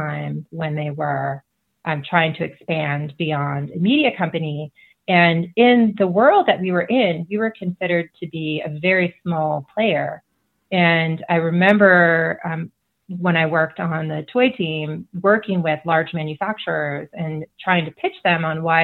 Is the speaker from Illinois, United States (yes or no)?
yes; Chicago, Illinois, United States; moved away as an adult; also born or lived in Seattle area / Montana; I grew up in the Chicago area where, you know, you can see for miles and miles because it's so flat